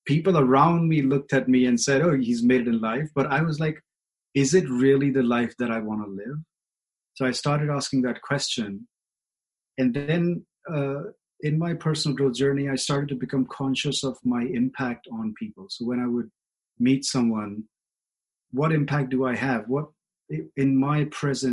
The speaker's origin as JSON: {"language": "English", "country": "India", "tie": "born or raised there", "moved": "yes", "said": "I grew up in India with a very conventional idea of relationship"}